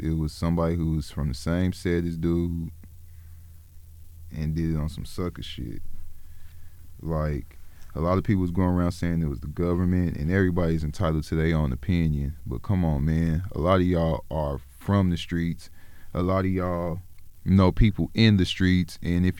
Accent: Oklahoma, United States; also born or lived in South Central Los Angeles, California; I was raised in Oklahoma

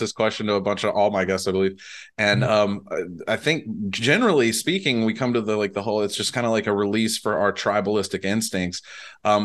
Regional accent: Monroe, Louisiana, United States; moved away; I'm from Monroe, originally, and I have family in Jackson

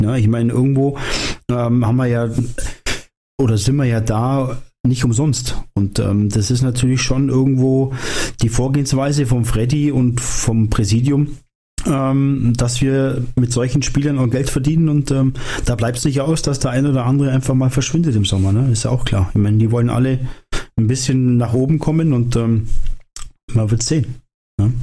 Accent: where the Isar flows, Bavaria, Germany; moved away; da wo ich herkomme, sagt man das so. Da geht noch viel Wasser die Isar runter.

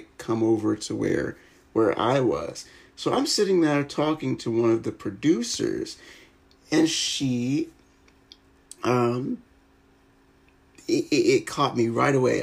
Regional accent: United States; I am 100% from America

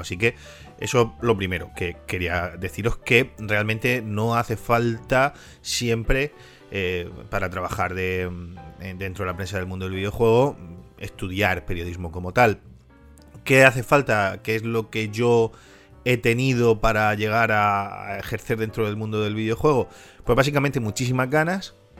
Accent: Spain; siendo español

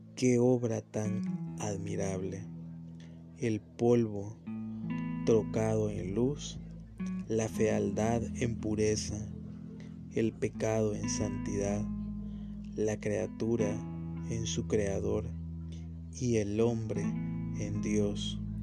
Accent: San Salvador, El Salvador; soy eh, salvadoreño, eh, justo de San Salvador

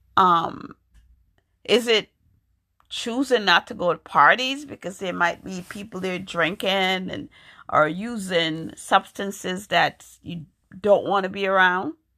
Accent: New York, United States; moved away as an adult; also born or lived in Jamaica; now in Massachusetts, United States; I was born in Jamaica. I grew up in New York

